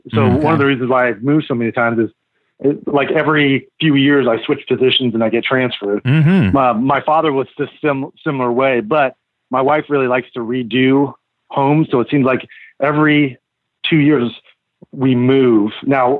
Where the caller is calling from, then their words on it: Illinois, United States; I live in Illinois.